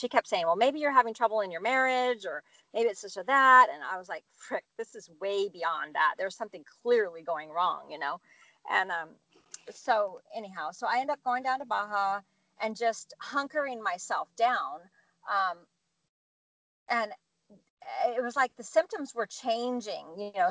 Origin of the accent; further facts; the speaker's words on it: Santa Cruz, California, United States; moved away; my hometown, Santa Cruz, California